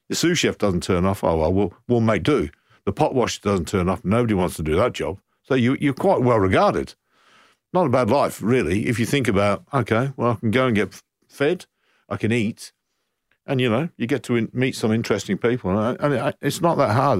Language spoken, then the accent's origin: English; Coventry, West Midlands, United Kingdom; moved away as an adult; now in Brighton, Australia; I'm from Coventry and I'm, I'm now living in Brighton